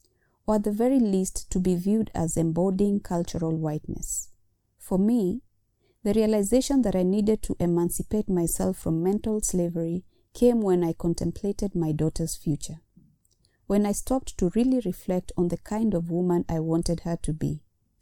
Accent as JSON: {"language": "English", "country": "Kenya", "said": "honoring the masculinity of my Kenyan brothers without devaluing my contributions as a Kenyan woman"}